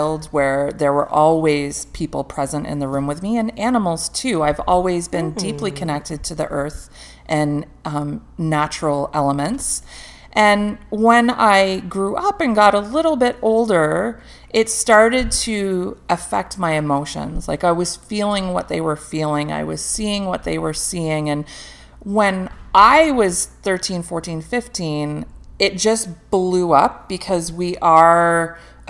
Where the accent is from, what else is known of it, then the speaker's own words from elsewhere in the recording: England, United Kingdom; moved away; also born or lived in North America; where I'm from. I was born in England.